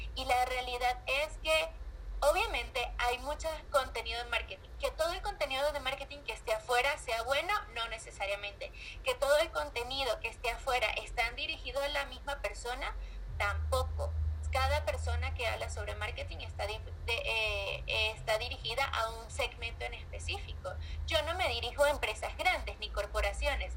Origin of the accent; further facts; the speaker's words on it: Venezuela; moved away as an adult; also born or lived in Colombia; now in Mexico; Yo soy venezolana, vivo desde hace tres años en México